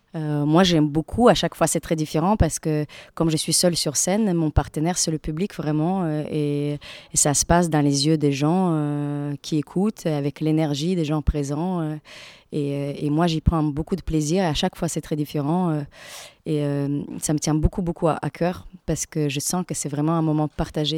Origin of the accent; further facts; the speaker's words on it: Latvia; French is a second language; moved away as an adult; now in France; j'ai eu mon équivalent de bac en Lettonie, c'est de là que je viens